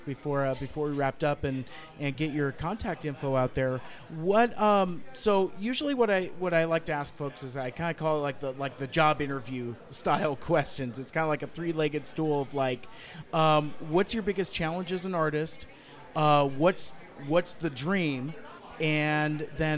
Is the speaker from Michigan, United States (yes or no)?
no; Seattle, Washington, United States; I am from Seattle